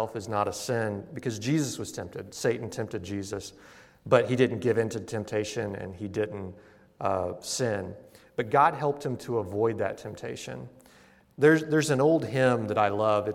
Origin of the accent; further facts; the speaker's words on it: Missouri, United States; moved away; where I grew up in Missouri